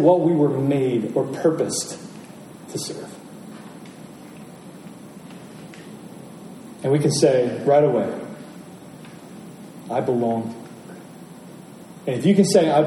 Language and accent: English; rural Indiana, United States; I grew up in Indiana, rural Indiana, in what was called Tornado Alley.